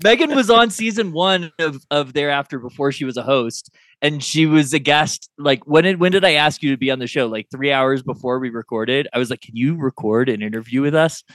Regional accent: Kansas City, United States; I grew up in Kansas City

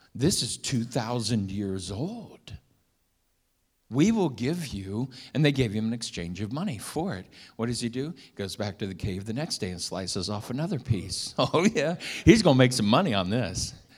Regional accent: Milford, Ohio, United States; moved away; we grew up in Milford, Ohio

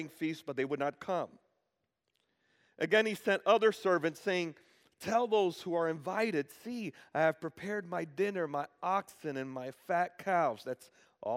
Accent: Dominican Republic; now in United States; I was born in the Dominican Republic and I became a citizen of the United States

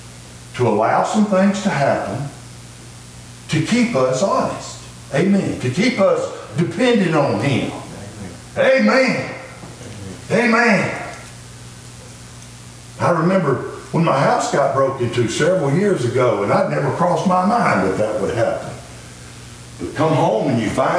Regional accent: Pinson, Alabama, United States; also born or lived in Blount County, Alabama; I grew up in Jefferson County in the what we call the Mount Pinson area

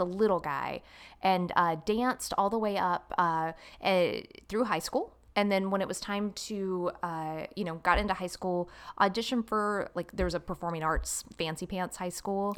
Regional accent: Jacksonville, Florida, United States; accent: Southern twang; also born or lived in Los Angeles, California; I was born in Jacksonville, Florida

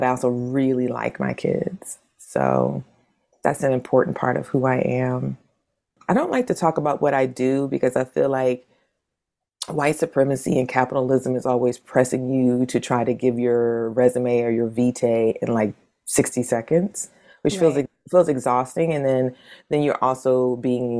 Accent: New Bern, North Carolina, United States; where I'm from in North Carolina is both sweet and salt water, because I'm from New Bern.

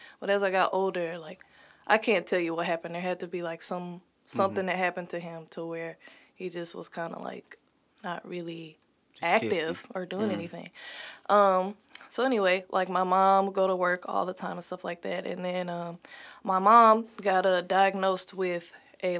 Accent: Cool Valley, Missouri, United States; also born or lived in North County, St. Louis; I'm from Cool Valley

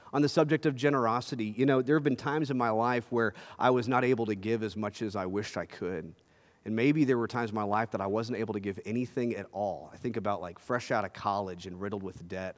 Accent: Texas, United States; as a Texan

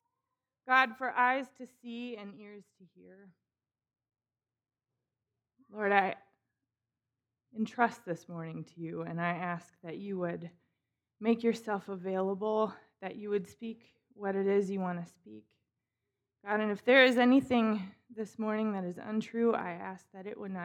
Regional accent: Minnesota, United States; also born or lived in Chicago; I grew up in Minnesota, born and raised.

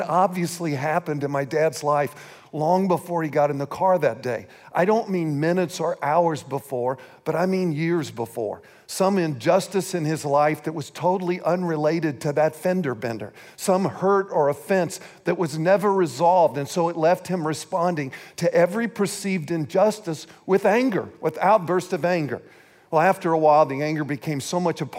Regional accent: St. Joseph, Missouri, United States; moved away; We were born and raised in St. Joseph, Missouri.

